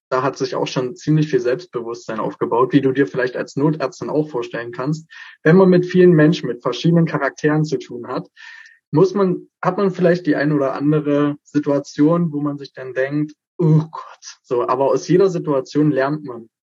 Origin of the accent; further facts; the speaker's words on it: Frenz, North Rhine-Westphalia, Germany; Ich bin von klein auf eigentlich in meinem Heimatdorf auf Bühnen gewesen, also auf der Frenzer Pfingstbühne.